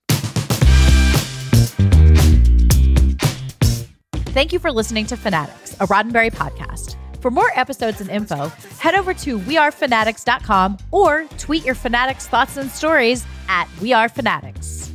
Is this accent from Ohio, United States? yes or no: yes; Ohio, United States; growing up in Ohio